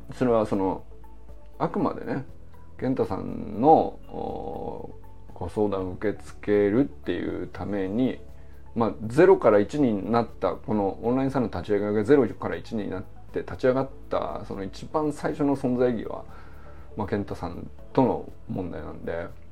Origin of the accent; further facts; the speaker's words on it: Niigata, Japan; moved away as an adult; also born or lived in Hokkaido; 僕は新潟から来てるから